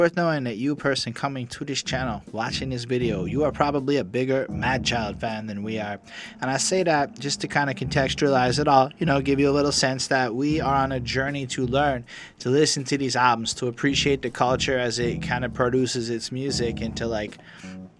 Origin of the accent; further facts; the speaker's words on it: Canada; I'm from Canada